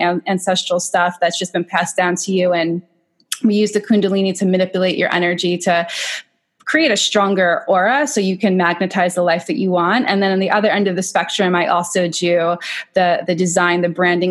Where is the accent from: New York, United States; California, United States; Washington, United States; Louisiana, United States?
New York, United States; Long Island; I'm from Long Island. I came back to Long Island